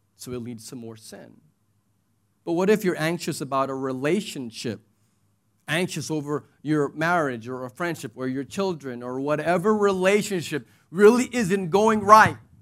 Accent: United States; now in United Arab Emirates; I'm American

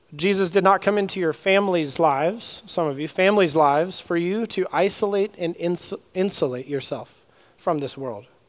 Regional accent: Southern California, United States; I grew up in Southern California

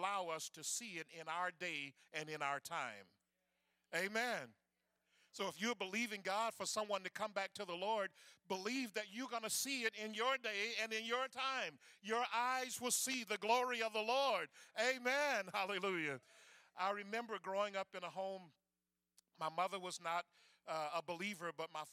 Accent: the Florida Panhandle, United States; In that part of Florida that I grew up in, the Panhandle

